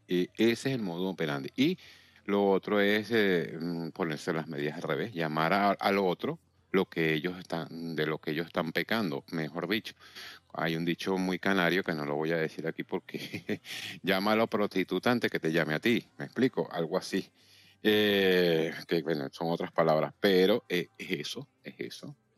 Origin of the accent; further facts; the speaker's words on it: Venezuela; moved away as an adult; now in Valladolid, Spain; yo vengo de Venezuela